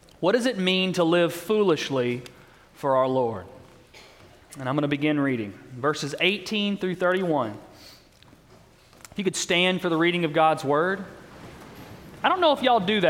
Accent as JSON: {"language": "English", "town": "Owensboro", "region": "Kentucky", "country": "United States", "tie": "born or raised there", "moved": "as an adult", "lives_now": "Baton Rouge, United States", "said": "I'm from Owensboro, Kentucky. I don't know if anyone's ever been there. It's in western Kentucky."}